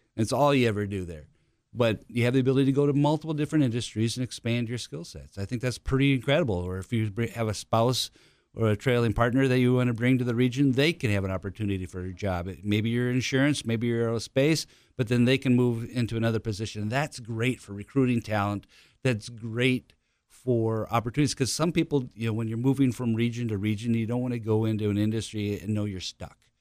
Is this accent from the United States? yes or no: yes; Tremont, Minnesota, United States; now in Hartford, United States; my hometown of Tremont, Minnesota is eight hundred and five people.